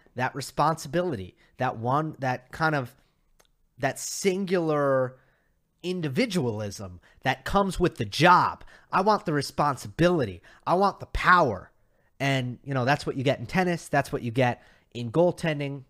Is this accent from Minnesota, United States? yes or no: no; New York, United States; now in Los Angeles, United States; I'm a New Yorker